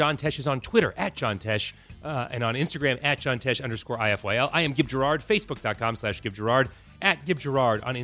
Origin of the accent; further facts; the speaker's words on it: Los Angeles, California, United States; I grew up in Los Angeles, and there's a good population of Orthodox Jews